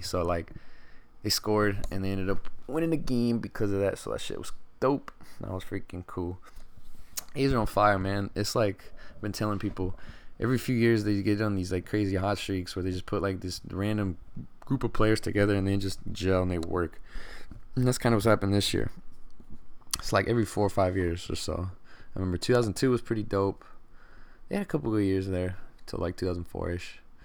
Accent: Stockton, California, United States; I'm from Stockton

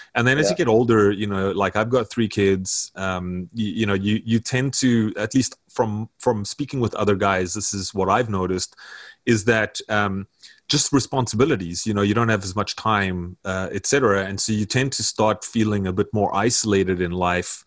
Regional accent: South Africa; now in North America; I'm from South Africa, as you can hear, I'm not from here

